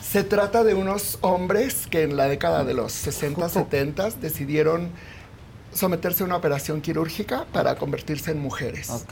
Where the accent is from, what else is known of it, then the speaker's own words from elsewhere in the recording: Mexico City, Mexico; Soy de aquí, de la Ciudad de ah. México, y tengo 67 años.